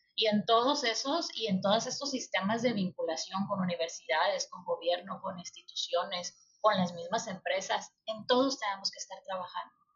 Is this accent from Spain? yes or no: no; Mexico; como mexicanos